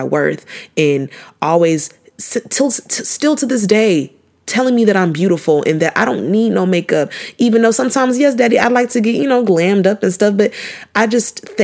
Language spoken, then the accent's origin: English; Nigeria; I'm Nigerian